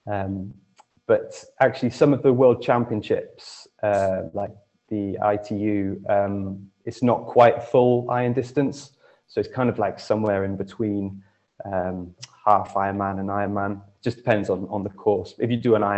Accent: Monmouth, Wales, United Kingdom; back in my hometown of Monmouth

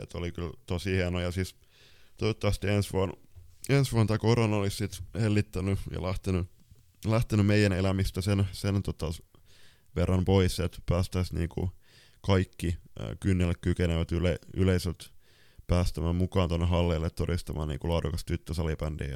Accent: Lapland, Finland; mä oon sieltä Lapissa kotoisin

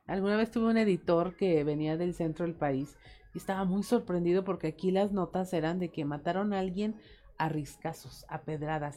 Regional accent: Mexico; cómo somos los mexicanos

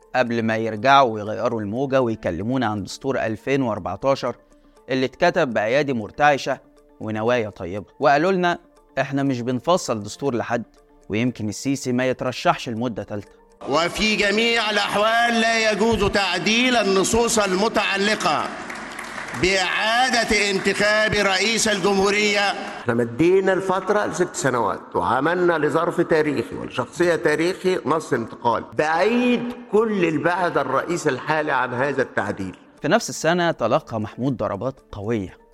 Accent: Egypt; أنا مواطن مصري

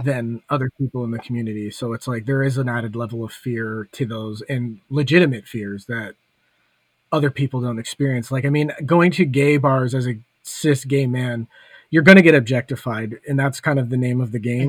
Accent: Hamilton, Ontario, Canada; moved away; back when I still lived in Hamilton, so like my hometown

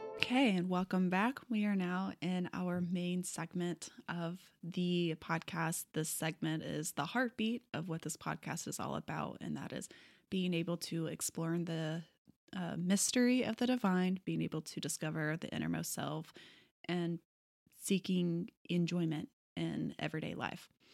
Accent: Texas, United States; moved away as an adult; now in Portland, United States; we're also both from Texas

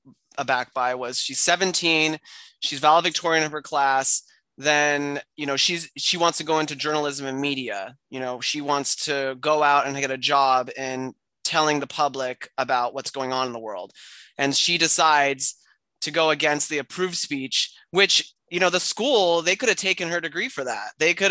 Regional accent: Argentina; English is a second language; now in United States; in Latin America, growing up in Argentina, we got everything 10 years after the U.S. had it.

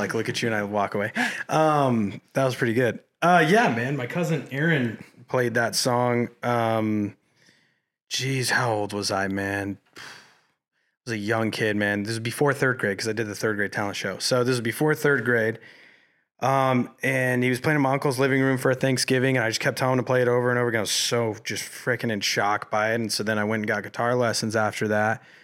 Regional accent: Colorado Springs, Colorado, United States; moved away as an adult; now in Los Angeles, United States; growing up in Colorado Springs

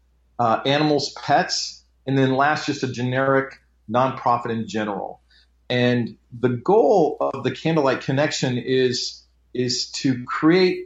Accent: Nebraska, United States; now in Phoenix, United States; I grew up in Nebraska

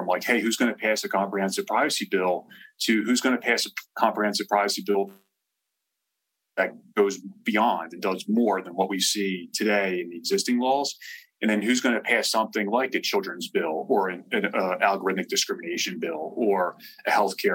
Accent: New Jersey, United States; accent: Jersey; now in Denver, United States; I come back on with my Jersey accent, right? Even though I live in Denver and have for years

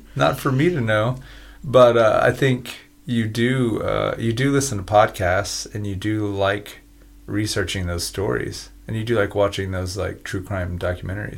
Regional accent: United States; I'm just an American. So I'm in I'm in America

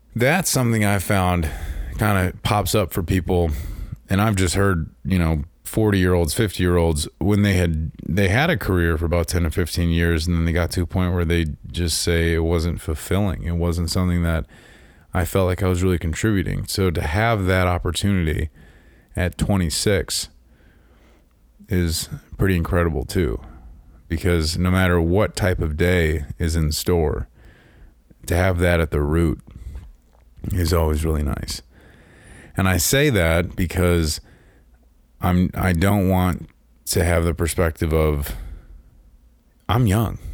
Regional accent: Chicagoland area, Illinois, United States; I grew up in Chicago, land area

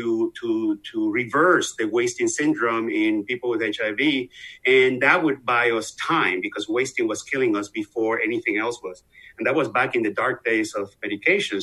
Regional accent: Venezuela; moved away; I'm obviously from the accent you hear. I'm from Venezuela, South America, been here forever, like 30 some years

